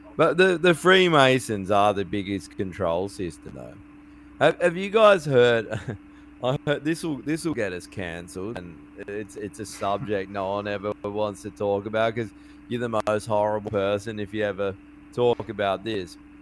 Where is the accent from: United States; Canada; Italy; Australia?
Australia; proud of being fucking Australian